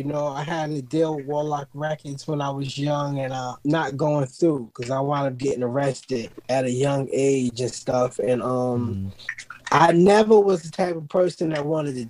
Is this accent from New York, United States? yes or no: yes; Brooklyn, New York, United States; You know, I grew up in Brooklyn, New York, in the streets